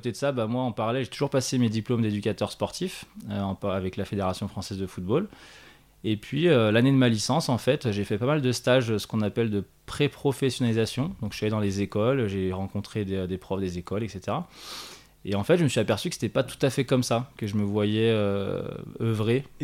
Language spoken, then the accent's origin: French; Annecy, Auvergne-Rhône-Alpes, France; now in Chablais, France; je suis originaire d'Annecy.